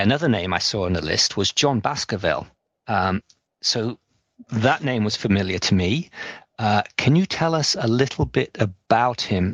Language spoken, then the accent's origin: English; England, United Kingdom; now in North America; as a English person living in North America